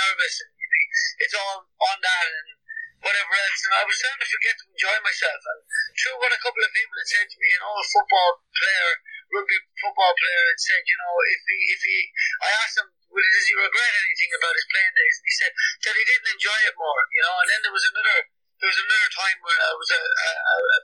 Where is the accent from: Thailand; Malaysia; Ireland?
Ireland; I'm Irish